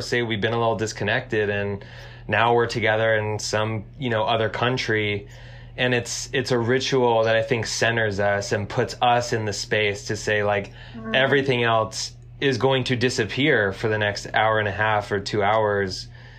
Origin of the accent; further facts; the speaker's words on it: Southern California, United States; we grew up in Southern California, and there was kind of like a punk and hardcore scene with shows in basements